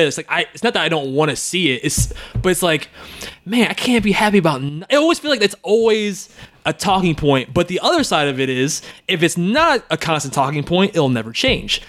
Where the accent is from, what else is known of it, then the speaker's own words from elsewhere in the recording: United States; I was born in America, but my dad was Puerto Rican and my mother's African-American, so I'm just African-American